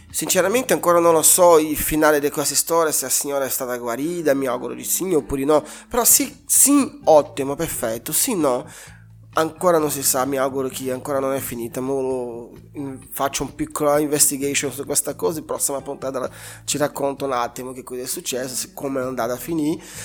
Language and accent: Italian; Brazil; Italian is a second language; moved away as an adult; now in Italy; Sono nato in Brasile, cresciuto in Brasile, vivo in Italia da undici anni